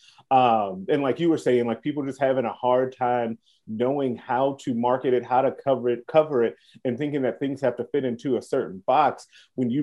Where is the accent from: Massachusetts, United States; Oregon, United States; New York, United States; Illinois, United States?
Illinois, United States; Chicago; I grew up in Chicago.